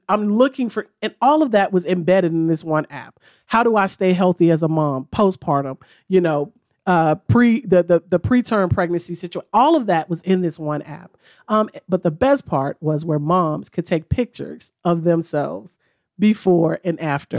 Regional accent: Memphis, Tennessee, United States; moved away as an adult; now in Chattanooga, United States; our home office is in Memphis. Like I said, that's my hometown

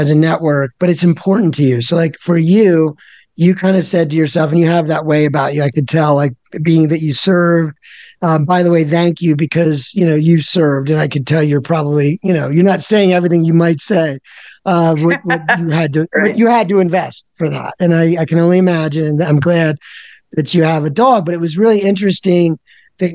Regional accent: Philadelphia, Pennsylvania, United States; I'm from Philadelphia

